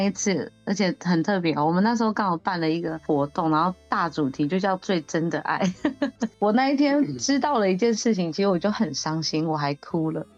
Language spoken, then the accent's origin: Chinese; Taitung County, Taiwan; 我也是来自台东的，然后我是台湾卢凯族